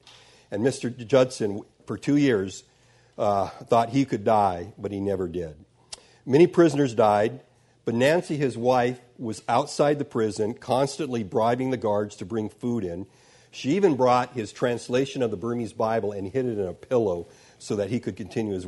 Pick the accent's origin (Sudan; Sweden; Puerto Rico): Sudan; born there; I was born in Sudan, my parents were missionaries, I grew up reading the missionary books.